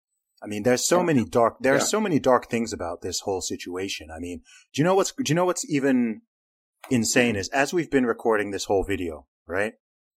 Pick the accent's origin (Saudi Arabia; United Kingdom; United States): Saudi Arabia; born or raised there